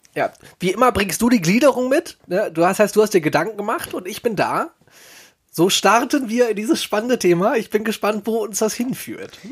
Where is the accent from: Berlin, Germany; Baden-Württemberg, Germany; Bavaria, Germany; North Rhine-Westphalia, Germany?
North Rhine-Westphalia, Germany; Solingen; aus meiner Heimatstadt